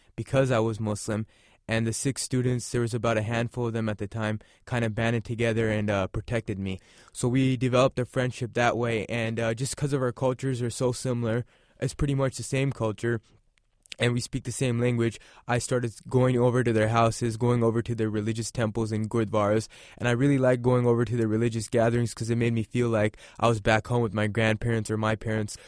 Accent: United States; we're all Americans

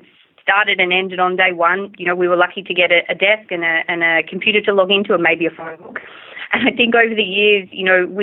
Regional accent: Australia; moved away; I'm originally from Australia, if you may not have already figured it out from my accent

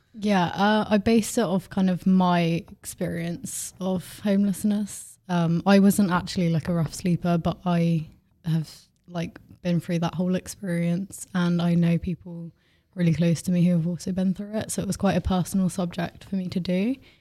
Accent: Bournemouth, South West England, United Kingdom; I'm seventeen from Bournemouth

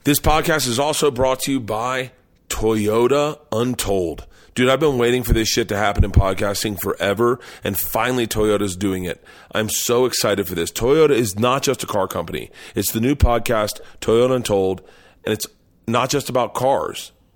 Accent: the South, United States; moved away; I grew up in the South

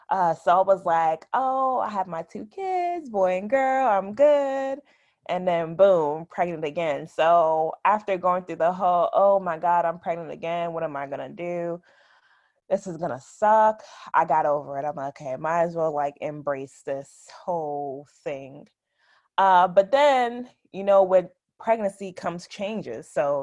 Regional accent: Orange, New Jersey, United States; now in Raleigh, United States; So I am 30 years old. I am originally from Orange, New Jersey. So super small town. I currently live in Raleigh, North Carolina.

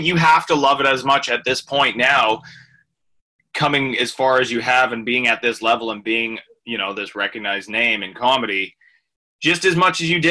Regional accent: Canada; as a Canadian

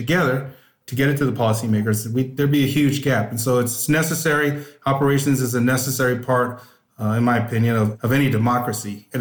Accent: Northern California, United States; I grew up in Northern California, always wanted to be a police officer

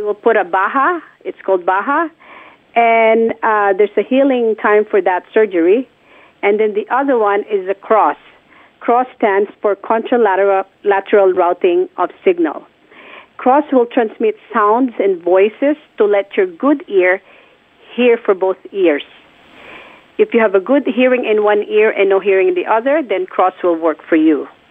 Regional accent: Philippines; born or raised there; moved away

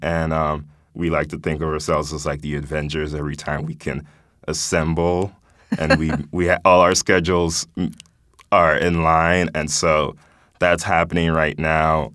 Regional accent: Nigeria; now in United States; I was born here, grew up in Nigeria, and moving back here

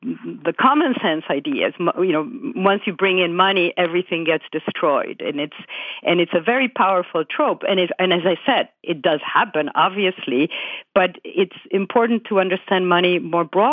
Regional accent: Buenos Aires, Argentina; moved away as an adult; now in United States; I grew up in Buenos Aires in Argentina, and my mother was French born, and then I came here when I was 21.

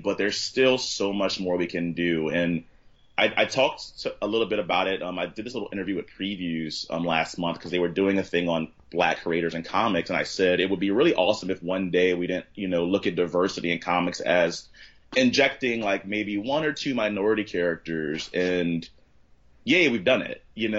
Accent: Southern US, United States; And so I think kind of growing up in the South, you kind of get these really like you just kind of leave with these sort of weird, like, I love it, but then I feel the need sometimes to get away from it.

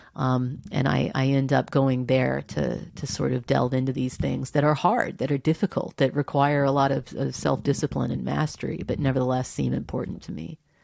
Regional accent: Texas, United States; I grew up in Texas.

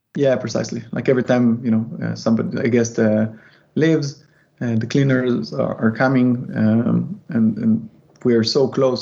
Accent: Israel; moved away; I am from Israel

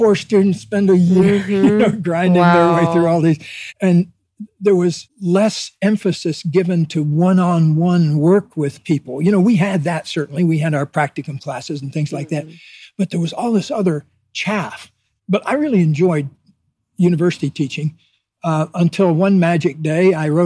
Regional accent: Deep South, United States; born or raised there

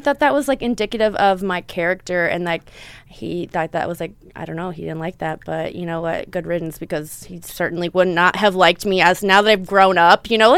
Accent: California, United States; born there; But I was born in Southern California. So my mom was born and raised here and I have grandparents here.

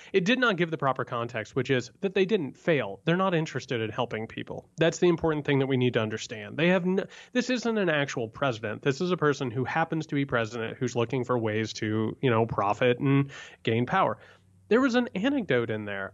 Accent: rural Indiana, United States; moved away; I come from rural Indiana

